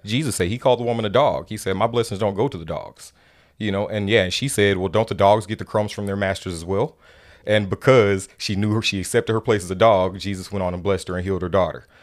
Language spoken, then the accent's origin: English; Mississippi, United States; moved away as an adult; now in Oregon, United States; Growing up in Mississippi